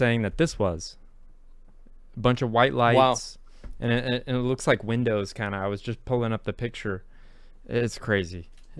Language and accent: English; North Texas, United States; North Texas, like here, like right in my hometown?